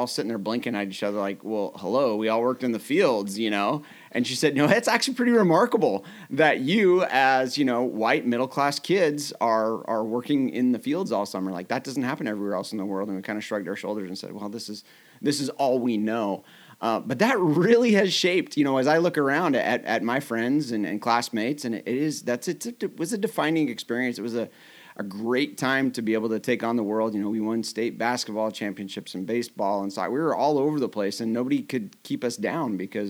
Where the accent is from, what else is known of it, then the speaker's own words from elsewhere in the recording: Mount Vernon, Washington, United States; also born or lived in Idaho / Brazil; I grew up in Mount Vernon on the hill, and I went to Mount Vernon High School